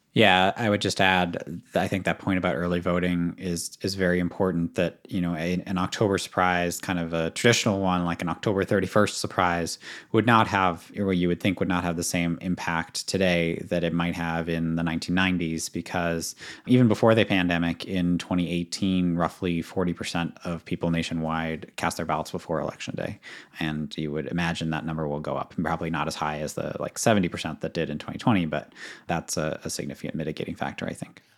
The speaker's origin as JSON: {"language": "English", "town": "Boston", "region": "Massachusetts", "country": "United States", "said": "as a Bostonian"}